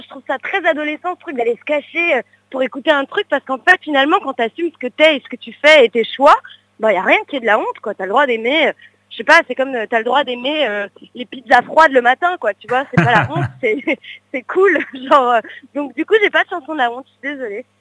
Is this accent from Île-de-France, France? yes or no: yes; Paris, Île-de-France, France; je suis née à Paris